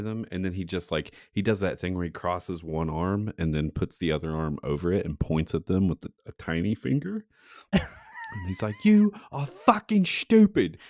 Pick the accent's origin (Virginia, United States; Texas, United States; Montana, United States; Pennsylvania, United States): Virginia, United States; Saint Paul; my hometown of Saint Paul, Virginia